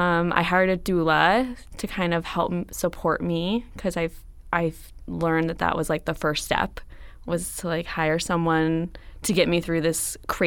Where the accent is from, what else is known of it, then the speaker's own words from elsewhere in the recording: Atascadero, California, United States; In San Luis Obispo. I grew up in Atascadero.